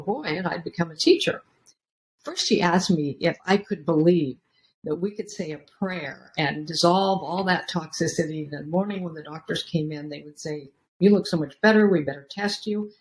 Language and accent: English; Beaverton, Oregon, United States; I grew up in Beaverton, Oregon, a suburb of Portland, Oregon